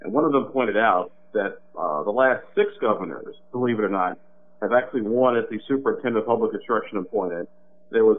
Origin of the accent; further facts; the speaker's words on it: Illinois, United States; now in Indiana, United States; my home state of Illinois